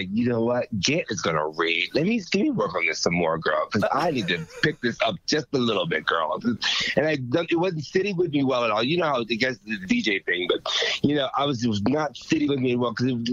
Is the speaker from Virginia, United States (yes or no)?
yes; Richmond, Virginia, United States; I was born and raised in Richmond, Virginia, Ooh. In Arico County